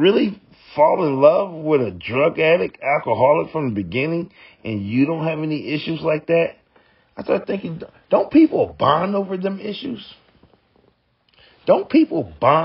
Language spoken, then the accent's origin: English; United States; I'm American